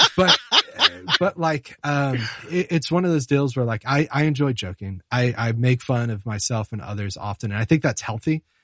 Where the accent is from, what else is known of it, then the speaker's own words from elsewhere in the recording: Charlotte, North Carolina, United States; moved away; I'm from Charlotte, North Carolina originally